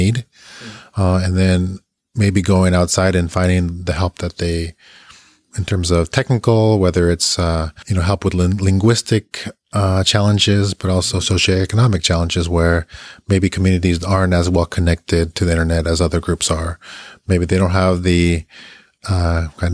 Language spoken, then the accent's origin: English; Bolivia; I'm someone coming from Latin America, especially Bolivia